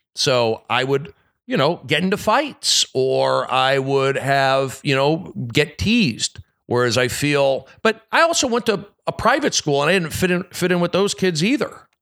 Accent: Los Angeles, California, United States; I grew up here in the San Fernando Valley

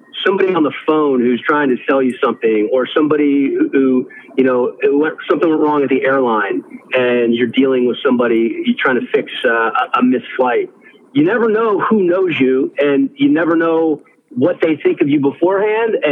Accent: Washington, District of Columbia, United States; now in Los Angeles, United States; I grew up in Washington, D.C.

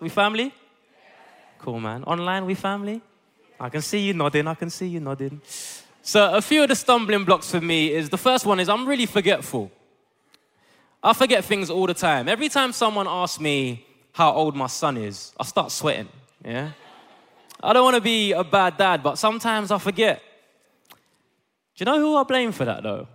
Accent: Ghana; I'm Ghanaian

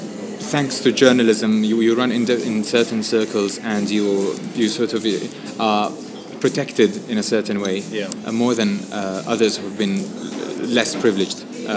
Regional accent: Syria; accent: Syrian; first language Arabic; English is a second language; now in Lebanon; I still have my Syrian accent, and it's quite, detectable for a Lebanese.

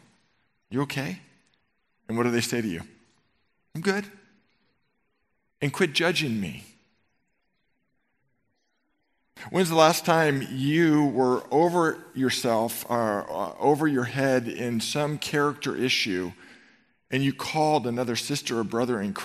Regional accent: Marin County, California, United States; I grew up in Marin County, and I went to Marin Catholic High School

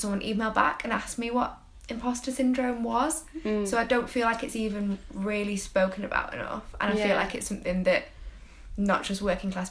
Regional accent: Manchester, North West England, United Kingdom; I'm from Withenshaw in Manchester

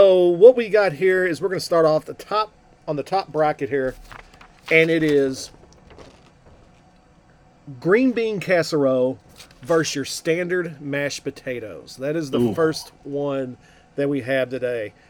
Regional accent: Kentucky, United States; we're from Kentucky here

